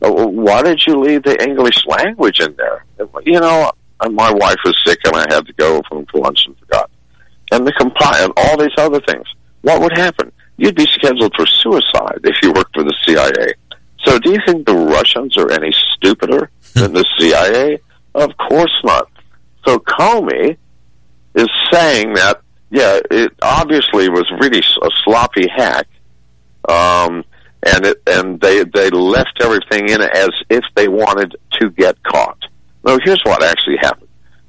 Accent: United States; We are American citizens. We are not stupid.

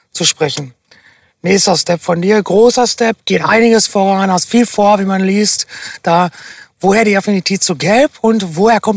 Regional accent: Castrop-Rauxel, North Rhine-Westphalia, Germany; Ich komme aus Kastrop-Rauxel, deswegen okay.

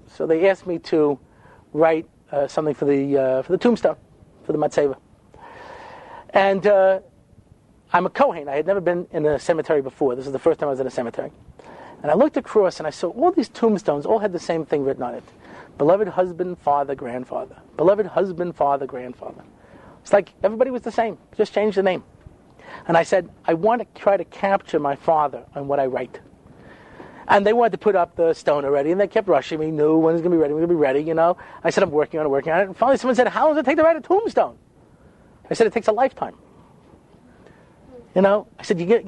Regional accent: Long Island, New York, United States; I didn't grow up in Brooklyn. You understand? I grew up on Long Island

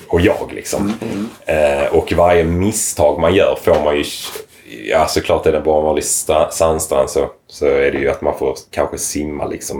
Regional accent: Lomma, Skåne, Sweden; also born or lived in Lund; jag är född och uppvuxen i Lomma.

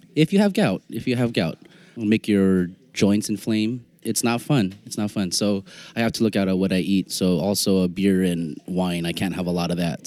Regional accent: San Francisco, California, United States; growing up in San Francisco

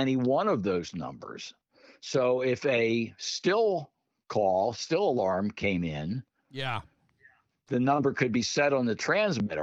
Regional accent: Pottstown, Pennsylvania, United States; when I was growing up in my hometown, Pottstown

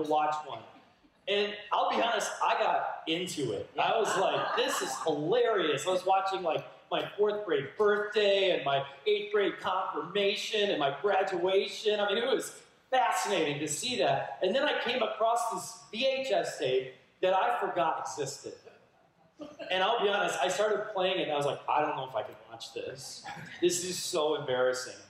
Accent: Minnesota, United States; moved away; my home state, Minnesota, where I grew up

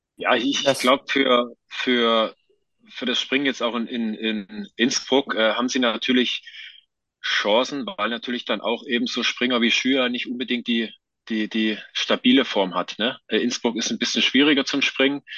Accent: Johanngeorgenstadt, Saxony, Germany; moved away; also born or lived in Hinterzarten; in Johann Georgenstadt im Erzgebirge, wo ich aufgewachsen bin

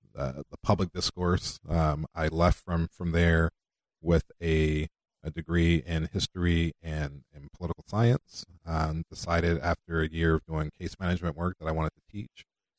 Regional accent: Los Angeles, California, United States; moved away as an adult; now in Iowa, United States; I grew up in Los Angeles, went to Catholic schools growing up.

